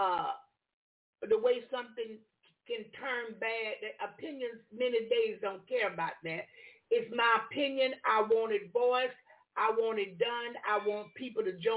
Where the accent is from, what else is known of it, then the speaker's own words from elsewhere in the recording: United States; I was born in America.